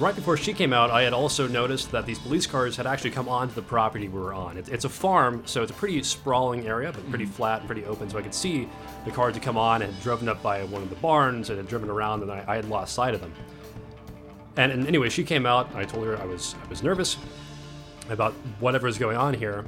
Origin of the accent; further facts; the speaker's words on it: Nashville, Tennessee, United States; from Nashville